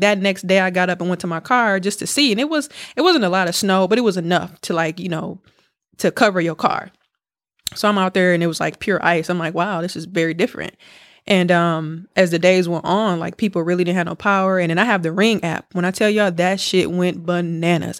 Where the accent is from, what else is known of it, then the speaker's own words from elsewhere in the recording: Milwaukee, Wisconsin, United States; moved away; I was back home, dog, in Milwaukee